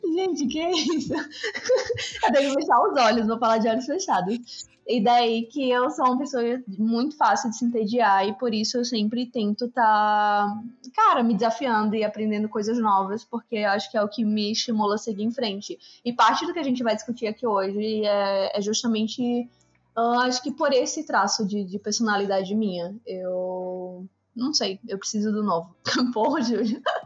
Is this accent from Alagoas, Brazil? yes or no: yes; Maceió, Alagoas, Brazil; moved away as an adult; also born or lived in Recife, Pernambuco / Rio de Janeiro; Eu sou de Alagoas, de Maceió